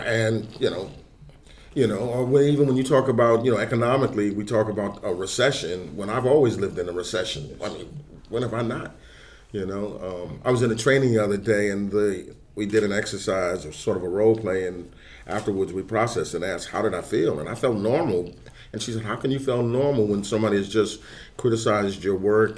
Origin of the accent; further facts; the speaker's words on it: New York City, New York, United States; now in North Carolina, United States; I grew up in New York, 70s. I was in high school, early 70s